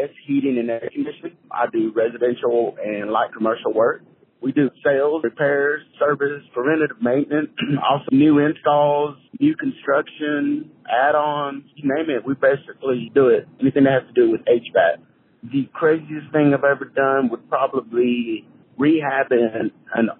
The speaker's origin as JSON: {"language": "English", "town": "Clifton", "region": "Texas", "country": "United States", "tie": "born or raised there", "also_born_or_lived": "Meridian, Texas", "said": "my history here is we are from Meridian, Texas, originally, my family and I. And my parents got a job in Clifton Molding"}